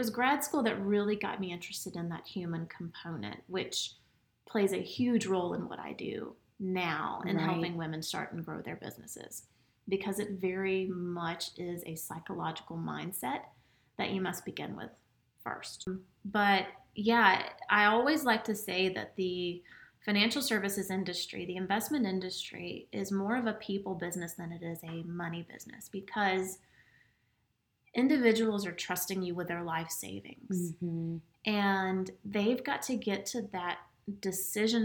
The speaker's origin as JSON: {"language": "English", "area": "Gwinnett County", "region": "Georgia", "country": "United States", "tie": "born or raised there", "also_born_or_lived": "Alabama", "said": "I grew up in Gwinnett County"}